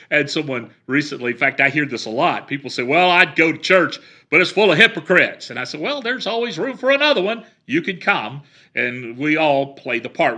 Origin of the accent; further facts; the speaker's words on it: the South, United States; I grew up in the South.